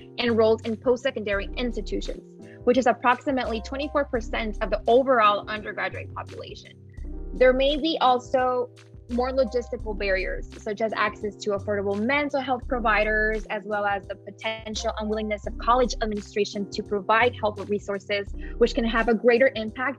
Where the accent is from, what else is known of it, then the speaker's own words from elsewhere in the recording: Piedras Negras, Coahuila, Mexico; now in Chapel Hill, United States; I am currently a senior at the University of North Carolina at Chapel Hill, and I am from Piedras Negras, Mexico